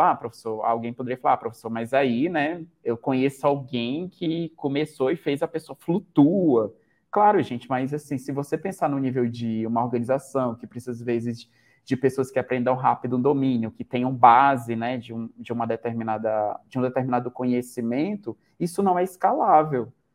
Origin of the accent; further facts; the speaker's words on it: Manaus, Amazonas, Brazil; moved away as an adult; now in Campo Grande, Brazil; Eu sou Manauara